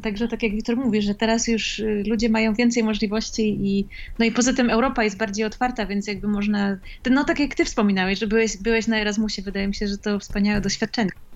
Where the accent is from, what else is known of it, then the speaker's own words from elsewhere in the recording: Poland; moved away; ja dorastałam w Polsce